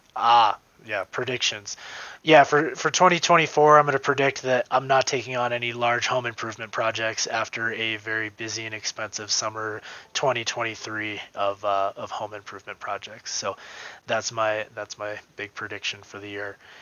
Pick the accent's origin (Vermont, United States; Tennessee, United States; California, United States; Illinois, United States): Vermont, United States; moved away; I'm from Vermont. I got to go home to Vermont in October.